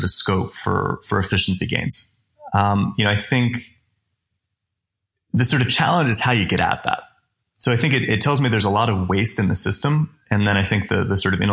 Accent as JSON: {"language": "English", "region": "Vermont", "country": "United States", "tie": "born or raised there", "said": "I grew up ski racing in Vermont"}